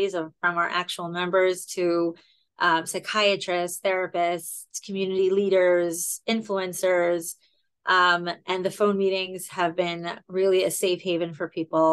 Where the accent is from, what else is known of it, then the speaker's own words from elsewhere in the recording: Baltimore, Maryland, United States; I'm from Baltimore, Maryland